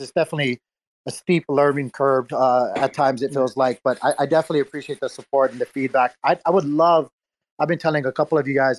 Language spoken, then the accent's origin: English; Hawaii, United States; moved away as an adult; now in Tennessee, United States; I'm originally from Hawaii, uh, and moved out here about when I was 21 years old